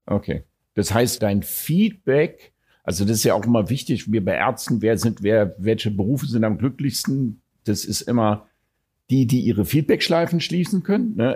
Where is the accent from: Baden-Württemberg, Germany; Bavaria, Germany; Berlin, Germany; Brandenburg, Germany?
Berlin, Germany; Ich bin Deutscher, ich bin Berliner